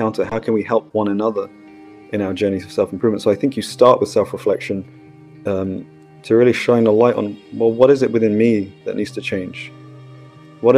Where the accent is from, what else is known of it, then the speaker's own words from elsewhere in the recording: United Kingdom; I was cultivated in India, but I was born in Britain